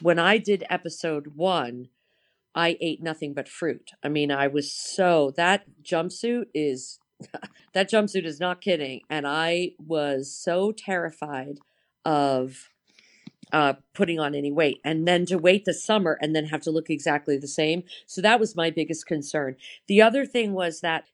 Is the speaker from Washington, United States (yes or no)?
no; New York, United States; moved away; I'm from New York.